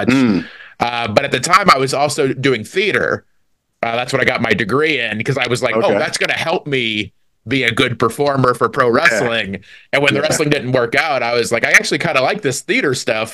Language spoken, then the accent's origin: English; DeMotte, Indiana, United States; I grew up in a real small town called DeMott, Indiana